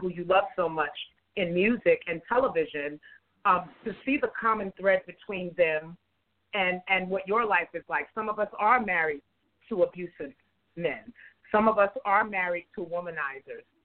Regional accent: New York, United States; I was born and raised in New York

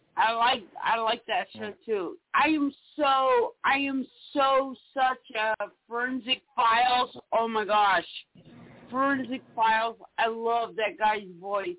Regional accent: South Carolina, United States; she raised us in South Carolina

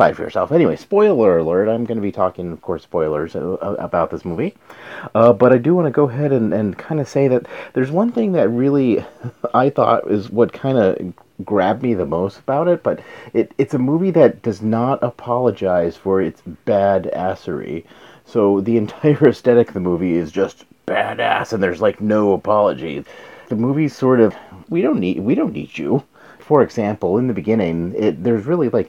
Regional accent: New Mexico, United States; I'm from New Mexico, so Anasazi ruins

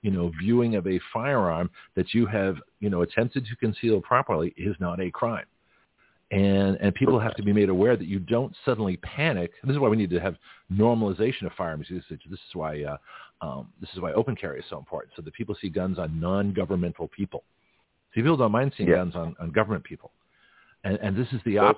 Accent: California, United States; now in Florida, United States; I'm from California

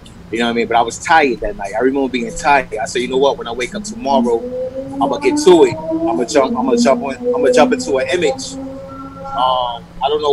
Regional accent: Washington, D.C. area / Prince George's County, Maryland, United States; born or raised there; moved away; also born or lived in Queens, New York / Hollis, Queens

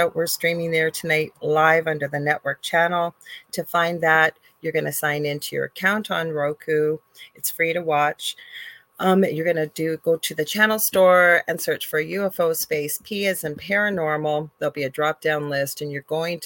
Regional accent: Canada; I am a Canadian clairvoyant medium

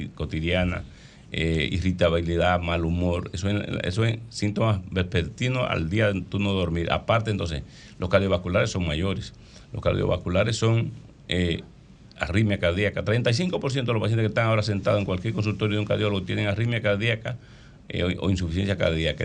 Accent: Licey al Medio, Santiago, Dominican Republic; yo soy santiaguero

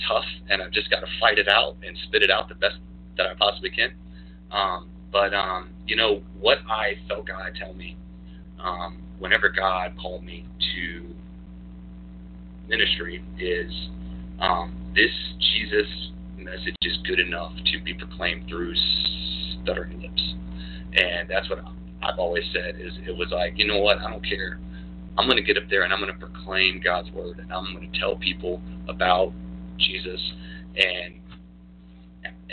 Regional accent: Newport News, Virginia, United States; I was born here in Newport News, Virginia, at Riverside, and so was my wife. We were actually born 11 days apart and didn't even know it back in 1983. Born here, raised here

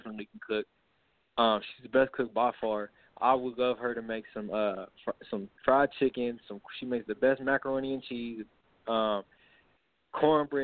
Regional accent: California, United States; growing up in California, I always knew about the USC

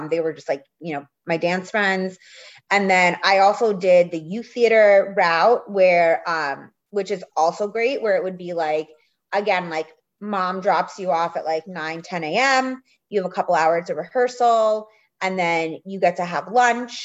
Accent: outside of New York City in the suburbs, United States; I grew up outside of New York City in the suburbs

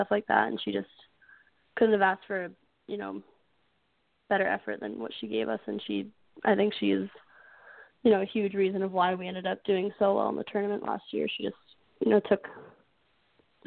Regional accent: Tampa, Florida, United States; moved away as an adult; now in Maine, United States; Tampa, Florida. So I get to play in my hometown for my last year.

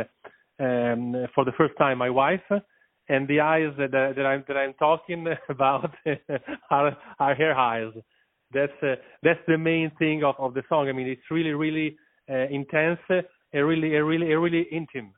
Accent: Italy; I'm from Italy

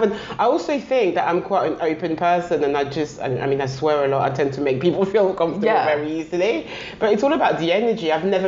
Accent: Paris, Île-de-France, France; I mean, I still think, although I was raised in Paris, I still think London is the best city in the world.

